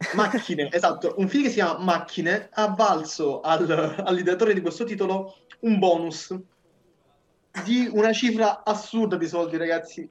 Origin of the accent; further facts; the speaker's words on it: Apulia, Italy; io vengo dalla Puglia